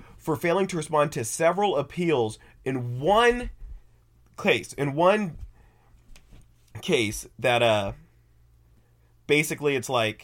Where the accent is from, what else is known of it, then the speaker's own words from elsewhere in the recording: near Oskaloosa, Kansas, United States; my hometown's only 5 miles away from this place.